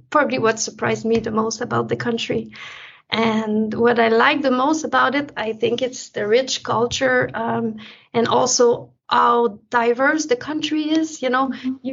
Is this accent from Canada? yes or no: yes; Quebec City, Quebec, Canada; moved away as an adult; also born or lived in Montreal / Paris / Amsterdam / Munich; now in Germany; lived in oh. Quebec uh, all my life until college, and and then I moved to Montreal.